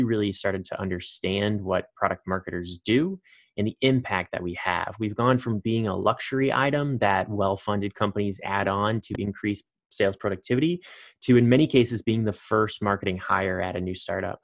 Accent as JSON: {"language": "English", "region": "Indiana", "country": "United States", "tie": "born or raised there", "said": "my home state, Indiana"}